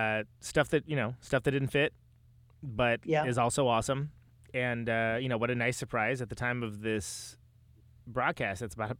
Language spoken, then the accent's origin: English; Modesto, California, United States; I grew up in Modesto